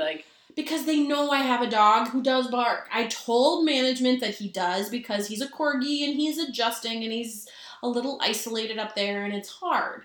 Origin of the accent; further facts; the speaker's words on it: Minnesota, United States; we're from Minnesota.